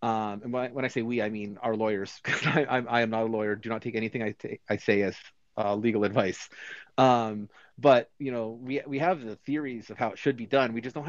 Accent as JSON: {"language": "English", "country": "United States", "said": "like as a US person"}